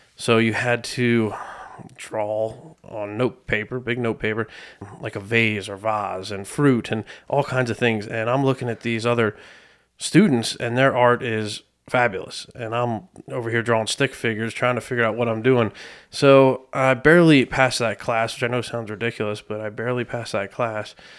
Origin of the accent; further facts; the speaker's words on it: Lebanon, Pennsylvania, United States; born and raised in Lebanon, P